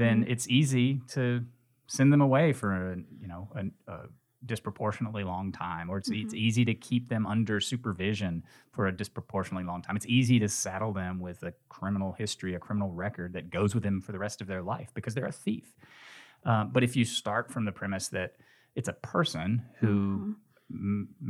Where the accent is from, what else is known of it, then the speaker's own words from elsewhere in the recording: Nashville, Tennessee, United States; now in Memphis, United States; I came here from Nashville, from Middle Tennessee, okay. to go to Rhodes College and went to law school here.